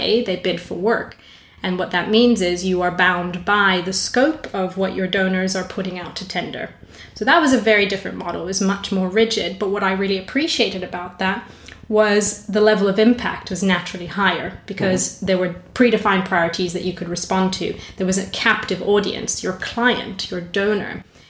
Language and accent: English; South Africa; also born or lived in Brazil; So I grew up in South Africa and Brazil. So I'm kind of southern in that sort of general sense.